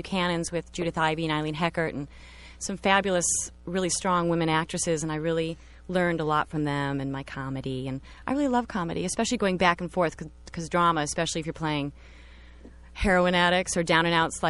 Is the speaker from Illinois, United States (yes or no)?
yes; Winnetka, Illinois, United States; moved away; Winnetka, a suburb just north of Chicago.